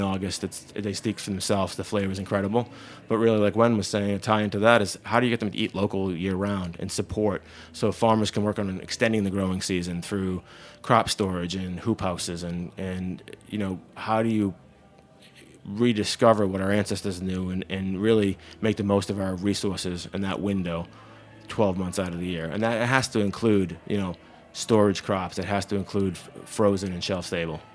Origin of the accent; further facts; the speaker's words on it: Massachusetts, United States; moved away as an adult; now in New Paltz, United States; I grew up farming in Massachusetts